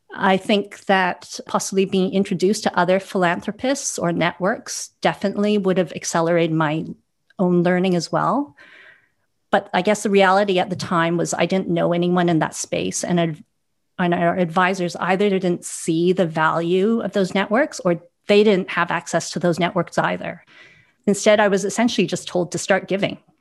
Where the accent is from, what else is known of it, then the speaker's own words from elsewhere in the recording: Vancouver, British Columbia, Canada; also born or lived in Hong Kong; now in London, United Kingdom; I'm originally from Vancouver, but I also spent 10 years in Hong Kong, where I have roots and I still maintain a family office there. I now live in London